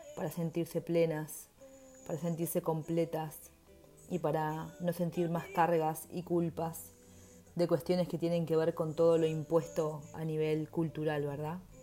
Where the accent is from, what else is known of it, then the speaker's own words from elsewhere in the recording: Uruguay; also born or lived in Montevideo; soy uruguaya y vivo en Montevideo